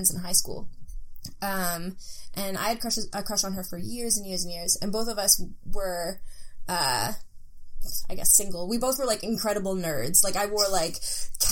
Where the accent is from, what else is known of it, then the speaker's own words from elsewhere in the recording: Langley, British Columbia, Canada; moved away as an adult; now in Halifax, Canada; I'm originally from Langley, BC, and I lived there until I moved here to Halifax